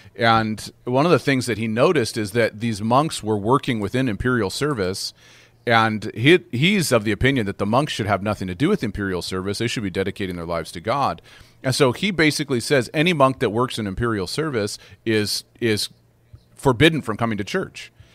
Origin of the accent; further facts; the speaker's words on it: United States; also born or lived in North America; now in Canada; I'm an American by uh, by birth